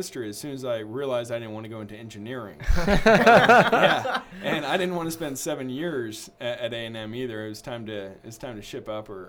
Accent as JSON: {"language": "English", "town": "Houston", "region": "Texas", "country": "United States", "tie": "born or raised there", "also_born_or_lived": "Omaha, United States", "said": "So I grew up in Houston, Texas. Okay. And the way that I got there is I was born in Omaha, Nebraska."}